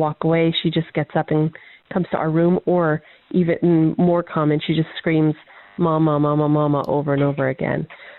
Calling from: Diamond Bar, California, United States; I'm calling from Diamond Bar, California

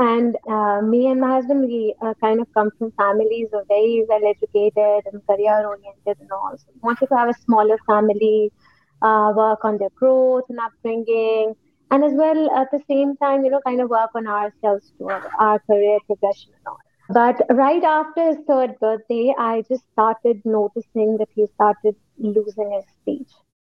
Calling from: Lahore, Punjab, Pakistan; I'm calling from Lahore, Pakistan.

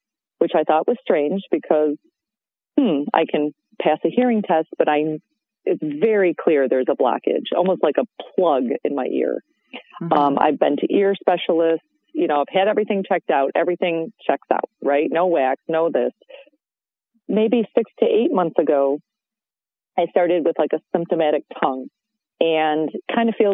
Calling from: Michigan, United States; I'm calling in from Michigan.

